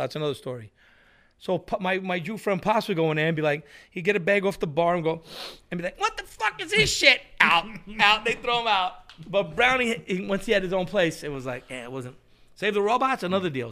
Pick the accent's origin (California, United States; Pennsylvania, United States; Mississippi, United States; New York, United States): New York, United States; New York City; where I grew up in Queens